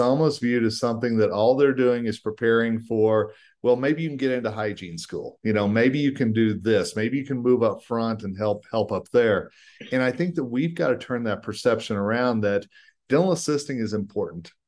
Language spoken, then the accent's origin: English; Colorado, United States; my home state of Colorado